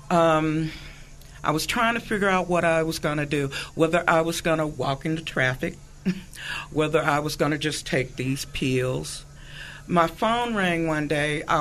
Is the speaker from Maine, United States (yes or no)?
no; Arkansas, United States; born or raised there; also born or lived in Utah; now in California, United States